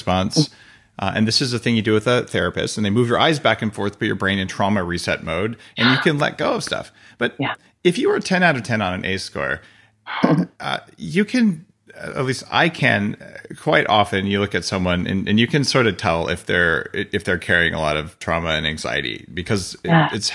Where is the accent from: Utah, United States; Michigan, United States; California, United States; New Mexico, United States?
New Mexico, United States; I grew up in New Mexico